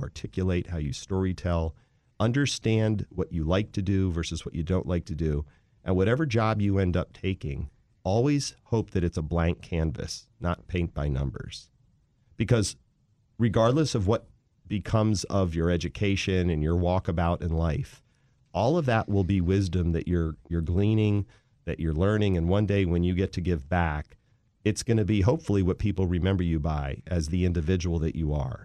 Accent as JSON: {"language": "English", "town": "Wheaton", "region": "Maryland", "country": "United States", "tie": "born or raised there", "also_born_or_lived": "Philadelphia, Pennsylvania / Washington, D.C.", "said": "I grew up in the D M V in a town called Wheaton, Maryland"}